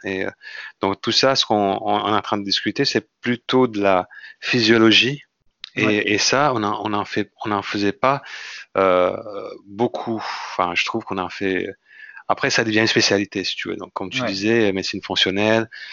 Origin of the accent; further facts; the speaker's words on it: Indonesia; French is a second language; moved away as an adult; also born or lived in Lille, France; now in France; je suis euh, indonésien d'origine. Ouais. Donc, je suis né en Indonésie. Et à l'âge de 20 ans, je suis venu en France